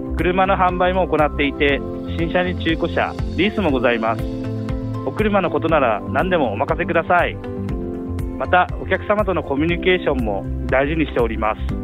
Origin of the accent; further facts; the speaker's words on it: Kurashiki, Okayama, Japan; moved away; also born or lived in Tokyo; あの地元が倉敷で、はい、岡山県の倉敷市で